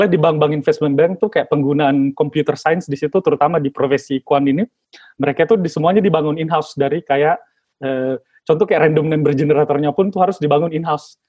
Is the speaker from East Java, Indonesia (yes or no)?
no; Makassar, South Sulawesi, Indonesia; saya kan kebetulan berasal uh, dari Sulawesi ya mas ya, jadi asalnya dari Makassar, Sulawesi